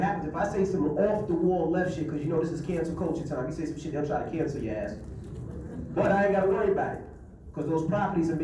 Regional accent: New York City, New York, United States; I'm from Queens, New York.

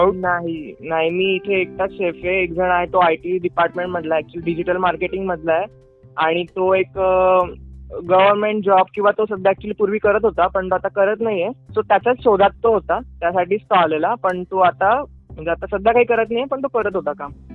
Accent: Dhule, Maharashtra, India; मी proper धुळ्याचा खानदेशचा

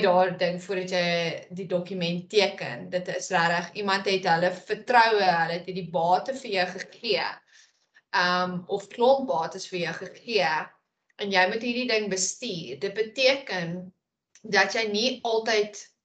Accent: South Africa; ons as Suid-Afrikaners

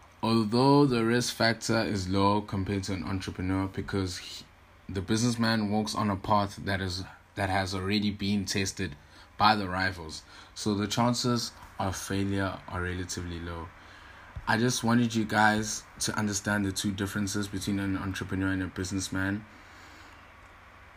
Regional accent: Durban, KwaZulu-Natal, South Africa; I am from Durban, KwaZulu-Natal

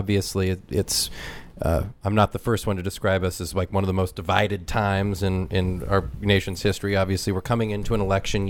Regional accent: California, United States; I'm from California. My family's town was engulfed by fire 2 years ago.

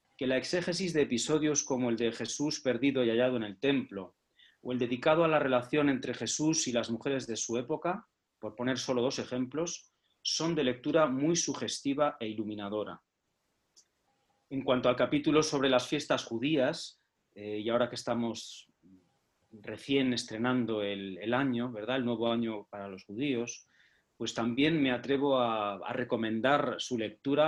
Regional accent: Astudillo, Castile and León, Spain; mi pueblo, de Astudillo

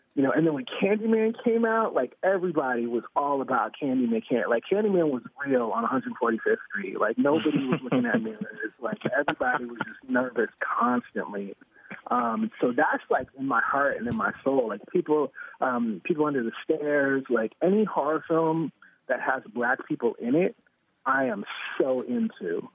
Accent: New York City, New York, United States; I grew up in Harlem

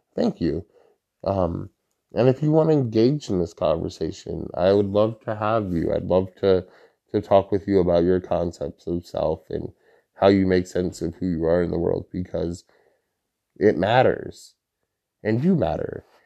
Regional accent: Holyoke, Massachusetts, United States; I'm from Holyoke

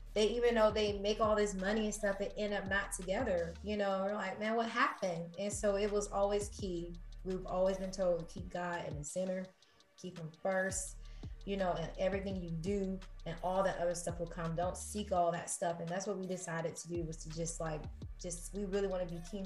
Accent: Georgia, United States; moved away; I'm from Georgia, you know, like I was just happy with just, you know, having a home. So humble beginnings

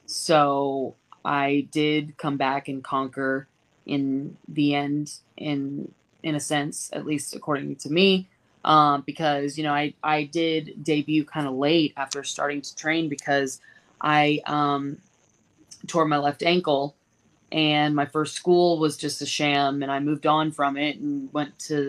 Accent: Massachusetts, United States; moved away; the Northeast, where I'm from Massachusetts

